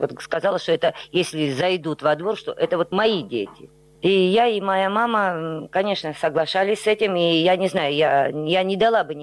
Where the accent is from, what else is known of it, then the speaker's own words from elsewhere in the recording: Ochamchire, Abkhazia, Georgia; born there; Я родилась в Ачамчире